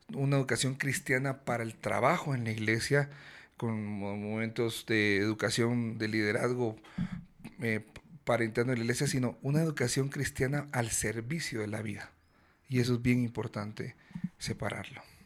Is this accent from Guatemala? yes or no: yes; Guatemala; vengo de Guatemala